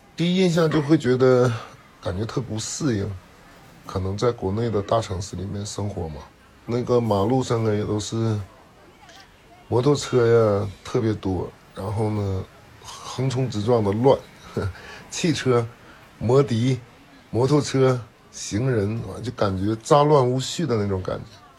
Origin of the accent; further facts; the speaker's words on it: China; moved away; 给我们中国人打死了两个